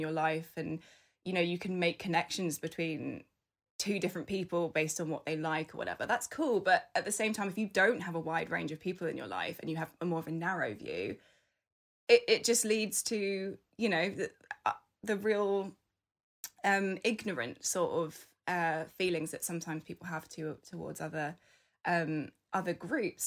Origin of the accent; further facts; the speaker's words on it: United Kingdom; I was born in the U K, I'm British